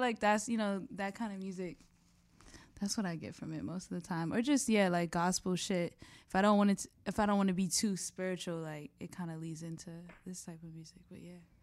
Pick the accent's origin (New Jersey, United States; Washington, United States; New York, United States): New York, United States; I'm just from New York